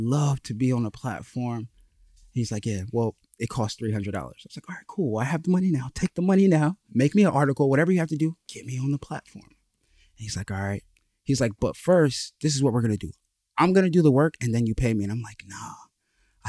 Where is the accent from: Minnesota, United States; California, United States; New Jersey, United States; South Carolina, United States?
New Jersey, United States; Trenton; moved away as an adult; also born or lived in Philadelphia / Massachusetts; I'm originally from Trenton, New Jersey